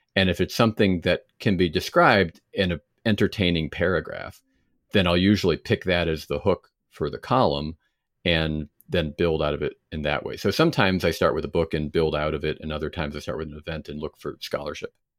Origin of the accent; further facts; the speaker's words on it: United States; as an American